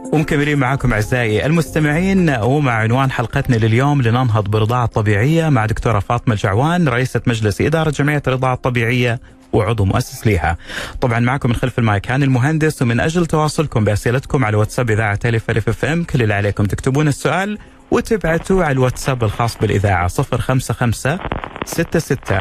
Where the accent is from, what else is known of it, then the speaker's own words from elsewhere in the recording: Saudi Arabia; عندنا في الخليج العربي وفي السعودية